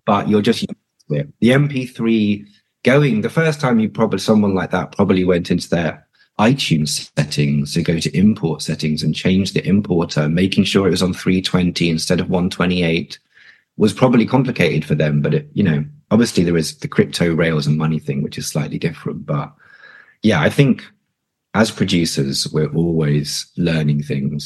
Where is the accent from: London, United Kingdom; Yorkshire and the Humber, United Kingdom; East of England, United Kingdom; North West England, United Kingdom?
London, United Kingdom; I'm North London born and born and raised